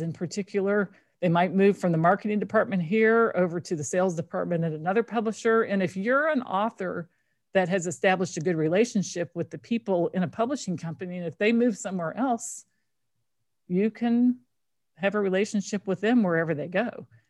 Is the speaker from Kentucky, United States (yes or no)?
yes; Kentucky, United States; I grew up in Kentucky